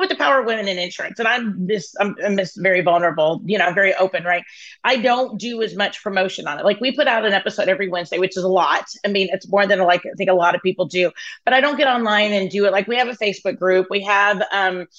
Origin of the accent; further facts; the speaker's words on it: Dallas, Texas, United States; I'm from Dallas